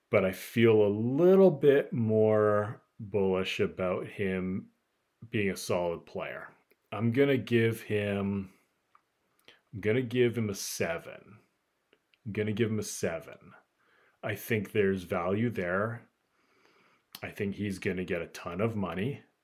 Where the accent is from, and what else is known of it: United States